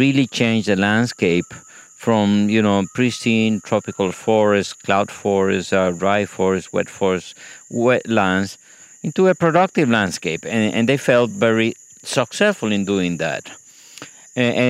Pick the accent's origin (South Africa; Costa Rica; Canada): Costa Rica; I grew up in Costa Rica, which is very different to the one that you can see today